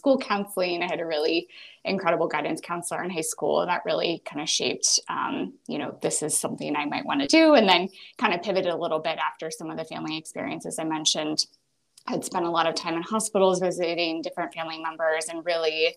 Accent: Boston, Massachusetts, United States; also born or lived in Pennsylvania; I grew up around the Boston area from here locally

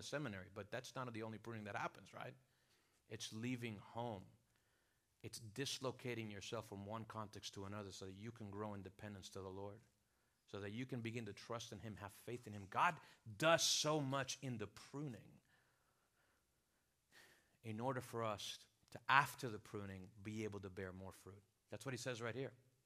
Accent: Venezuela; moved away; also born or lived in South Florida / Miami / Chicago; I'm from Venezuela, have lived here in South Florida, pastored here at a church for a season

